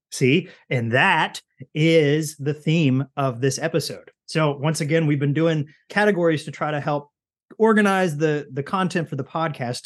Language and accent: English; Kentucky, United States; I'm from Kentucky